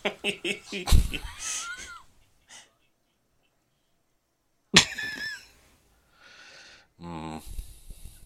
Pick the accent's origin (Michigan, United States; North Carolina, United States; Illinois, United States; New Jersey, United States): Michigan, United States; moved away; I'm from Michigan originally